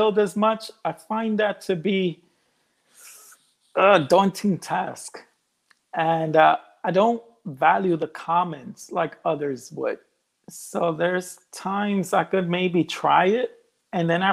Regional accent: United States; I'm of Colombian descent. I was born here in the States, but my parents were born in Colombia

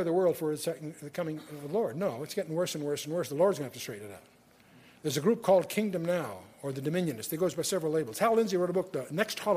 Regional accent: United States; now in Coeur d'Alene, United States; I'm an American

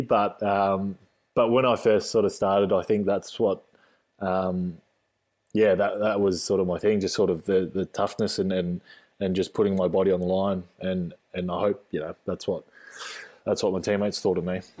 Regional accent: Australia; Australian born, just a normal, normal kid.

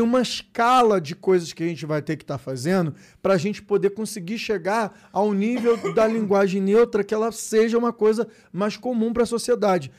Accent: Brazil; sou brasileiro, eu sou brasileiro. E favelado

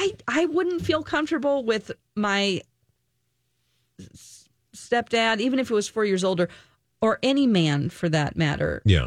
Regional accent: the South, United States; I'm from the South, and they're like, my daddy, you know?

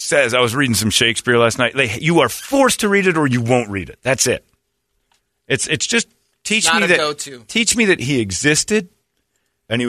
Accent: Mesa, Arizona, United States; we grew up here in Mesa, so there were some Mormon kids

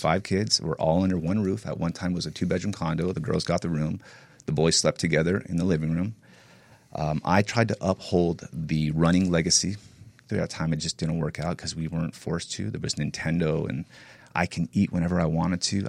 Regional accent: Northern California, United States; I grew up in NorCal

